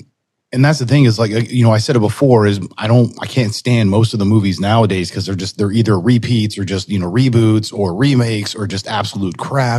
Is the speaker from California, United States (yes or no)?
yes; California, United States; moved away; we growing up in Cali